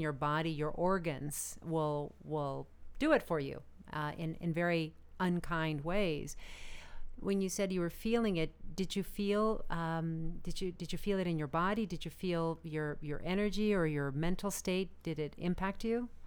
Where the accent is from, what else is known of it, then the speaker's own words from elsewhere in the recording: Arizona, United States; now in Los Angeles, United States; I'm originally from Arizona